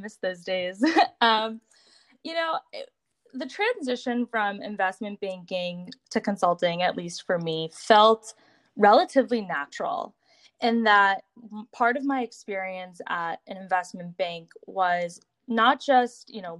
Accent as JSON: {"language": "English", "town": "Boston", "region": "Massachusetts", "country": "United States", "tie": "born or raised there", "said": "I grew up in Boston, right in the suburbs"}